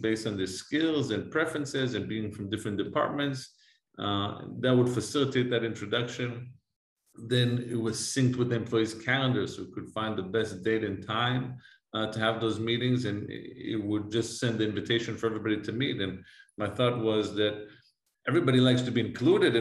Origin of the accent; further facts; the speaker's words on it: Jerusalem, Jerusalem District, Israel; English is a second language; moved away as an adult; now in United States; I'm originally from Jerusalem, from Israel. I was born and raised there